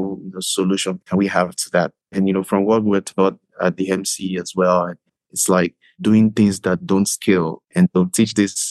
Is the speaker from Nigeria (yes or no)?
yes; Nigeria; moved away as an adult; now in Canada; I am from Nigeria originally.